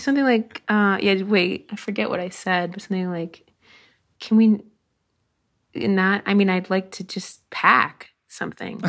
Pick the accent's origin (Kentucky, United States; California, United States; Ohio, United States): Ohio, United States; Dayton; the Y W C A of Dayton in my hometown